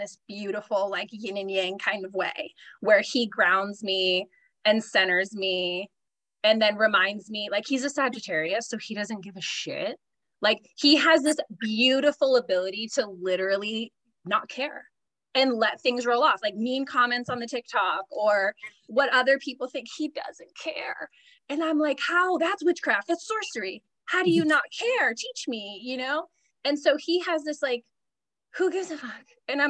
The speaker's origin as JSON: {"language": "English", "region": "California", "country": "United States", "tie": "born or raised there", "said": "Like, I was born and raised in Southern California."}